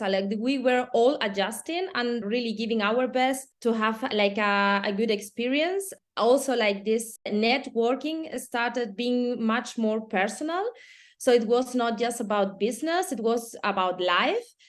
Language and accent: English; Spain; moved away as an adult; also born or lived in Germany; now in Austria; I'm from Spain, living, eh, almost ten years abroad, nine in, in Germany and one year in, in Austria